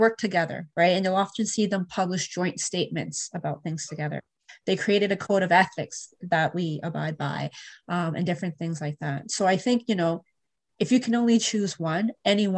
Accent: Canada; also born or lived in Europe; I came back to Canada

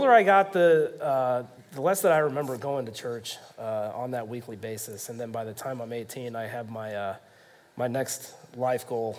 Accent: Kansas City, United States; I grew up here in Kansas City, and my parents attend and still do to this day a Methodist church that they took us to on nearly a weekly basis.

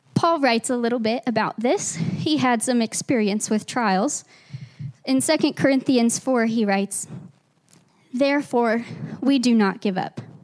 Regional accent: Arkansas, United States; moved away as an adult; now in Grand Junction, United States; we are not originally from Grand Junction, we're transplants from Arkansas

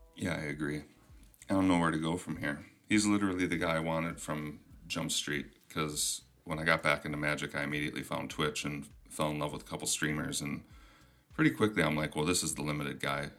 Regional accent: Minnesota, United States; accent: Minnesotan; also born or lived in Michigan; my Minnesotan accent is coming through

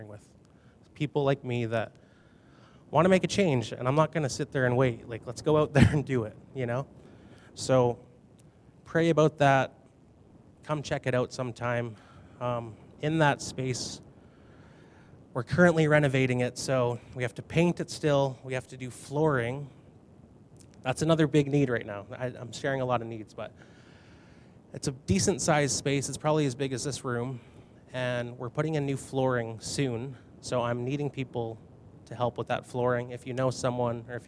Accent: Binscarth, Manitoba, Canada; moved away as an adult; now in Brandon, Canada; I grew up in Binscarth, Manitoba

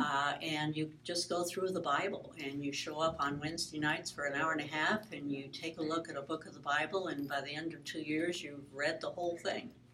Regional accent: Flint, Michigan, United States; I was born in Flint, Michigan

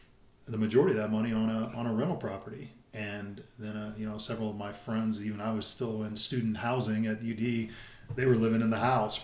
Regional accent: Richmond, Indiana, United States; growing up in Richmond, we caught Channel 7

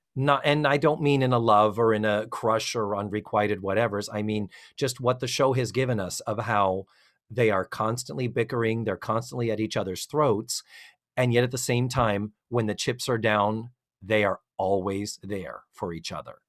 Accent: Brockton, Massachusetts, United States; I'm from Brockton.

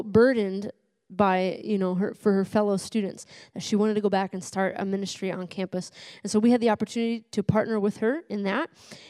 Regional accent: United States; moved away as an adult; also born or lived in Bangkok, Thailand; now in Thailand; This is my home country

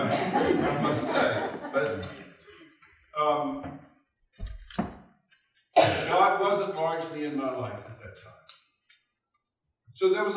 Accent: Baton Rouge, Louisiana, United States; I was raised in Baton Rouge, Louisiana. I graduated from Baton Rouge High School in 1965

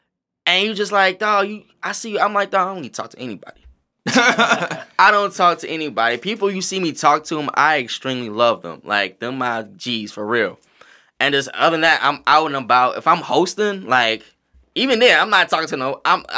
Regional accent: the South, United States; Like, nigga, I'm from the South.

